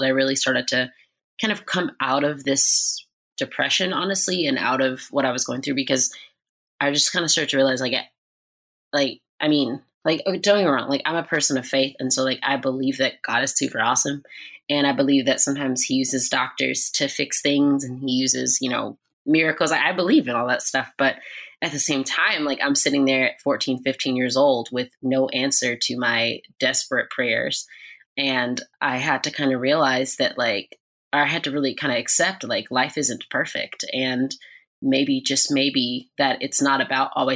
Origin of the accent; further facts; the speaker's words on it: Atlanta, Georgia, United States; also born or lived in Los Angeles, California; we moved to Atlanta, Georgia when I was about 1 year old. And I grew up in church